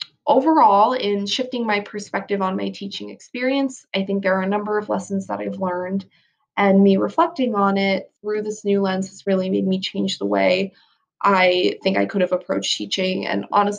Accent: United States; first language English; I was a bit self-conscious about being an American and how that may be perceived

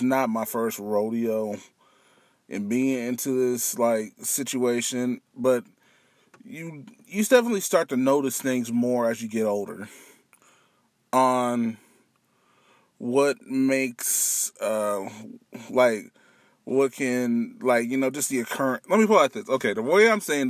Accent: Missouri, United States; also born or lived in Twentynine Palms, California / Michigan / Kansas City; I am originally here from Missouri. I've been here in Missouri for 21 years. I wasn't actually born here

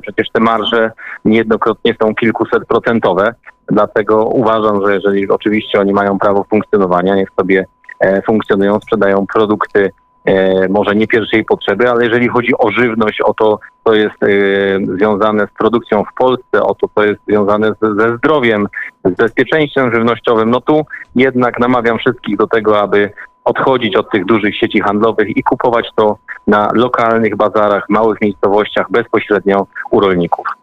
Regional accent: Podbeskidzie, Silesian Voivodeship, Poland; ja akurat pochodzę, pochodzę z Podbeskidzia

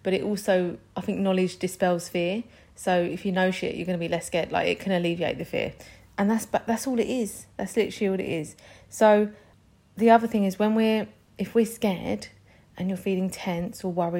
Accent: London, United Kingdom; I'm from London.

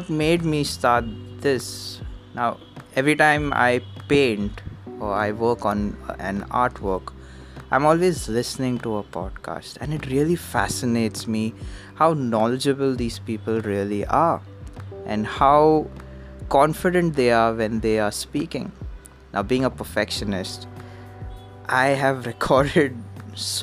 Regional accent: Mumbai, Maharashtra, India; I'm from Bombay.

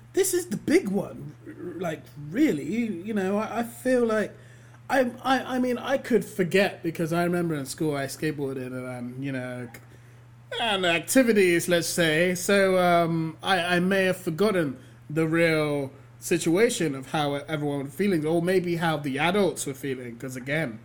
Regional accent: London, United Kingdom; born and raised here, yeah, we've all got that whole, like, as a Londoner, a person from England

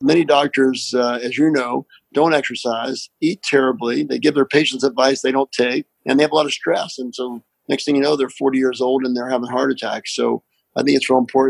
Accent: Appalachia, United States; accent: Appalachian; despite my Appalachian accent

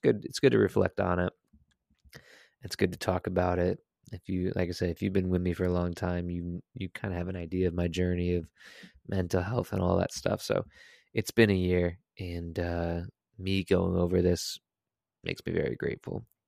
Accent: Connecticut, United States; I am from Connecticut.

